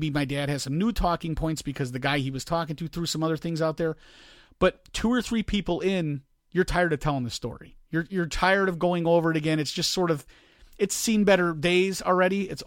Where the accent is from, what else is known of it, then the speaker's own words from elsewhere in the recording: Hessville, Indiana, United States; I grew up in Hessville